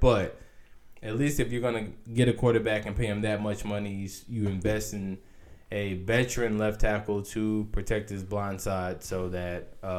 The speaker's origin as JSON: {"language": "English", "region": "North Carolina", "country": "United States", "moved": "yes", "said": "I'm still going to be a Panthers fan because I'm originally from North Carolina"}